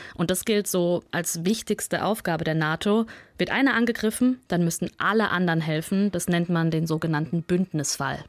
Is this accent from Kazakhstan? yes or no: yes; Kazakhstan; moved away; Ich bin in Kasachstan geboren.